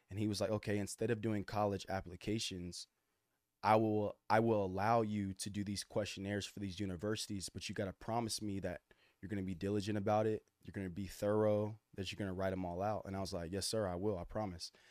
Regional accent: Austin, Texas, United States; also born or lived in Dallas, Texas; I grew up in Austin, man. Born in Dallas.

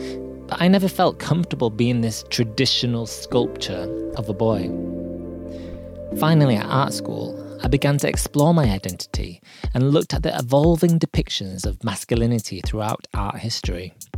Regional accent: Yorkshire and the Humber, United Kingdom; accent: Yorkshire; I usually reply in my deepest Yorkshire accent, just to throw them off a little.

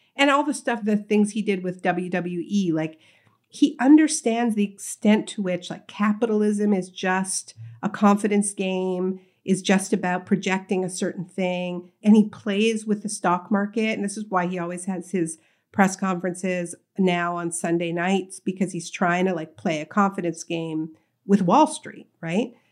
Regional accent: Canada; moved away as an adult; now in New Jersey, United States; I was born in Canada, grew up in Canada

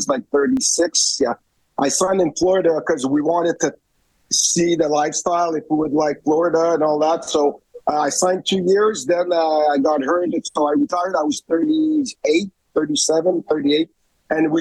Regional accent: Montreal, Quebec, Canada; moved away as an adult; I'm from Montreal

